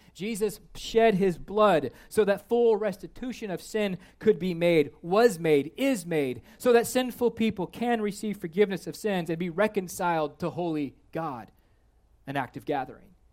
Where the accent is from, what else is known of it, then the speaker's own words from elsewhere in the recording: Kansas, United States; I am from Kansas